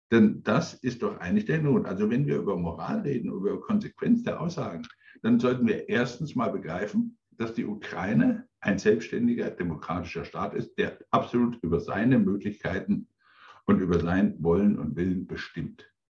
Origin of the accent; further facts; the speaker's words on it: Coburg, Bavaria, Germany; ich bin inzwischen 63 Jahre alt, ich bin an der innerdeutschen Grenze aufgewachsen in Coburg.